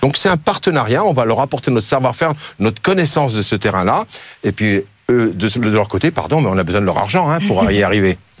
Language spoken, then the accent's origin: French; Algeria; moved away; En Algérie, mon pays natal